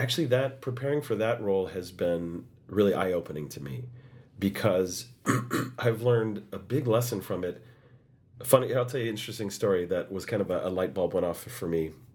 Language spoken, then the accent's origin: English; United States; I was the only American in that cast